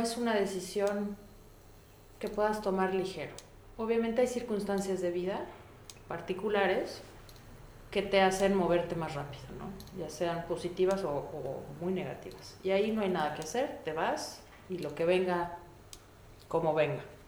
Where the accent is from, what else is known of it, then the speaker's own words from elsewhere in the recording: Mexico; moved away as an adult; now in Germany; Yo me vine de México a vivir a un lugar que nunca había estado